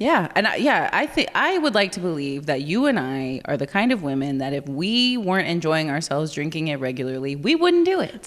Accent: Corpus Christi, Texas, United States; I'm from Corpus

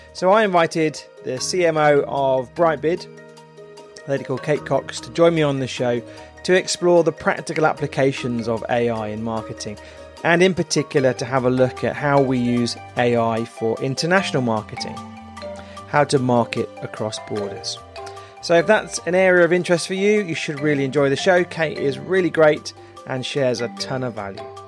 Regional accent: England, United Kingdom; as an English person

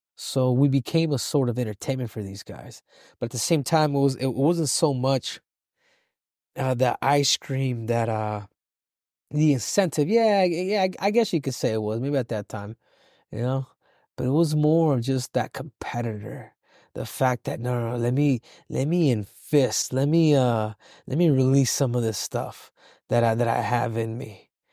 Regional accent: Los Angeles, California, United States; I was born in, uh, in South Central L

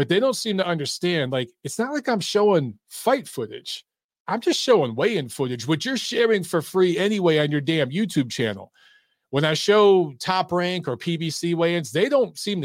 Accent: Michigan, United States; moved away as an adult; now in Atlanta, United States; that's where we're from. We're from Michigan

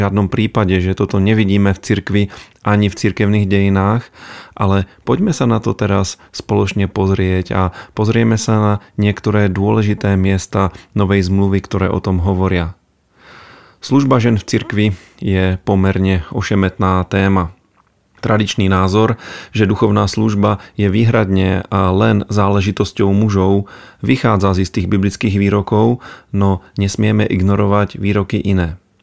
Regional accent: Bohemia, Czechia; now in Slovakia; v Čechách, odkiaľ pochádzam

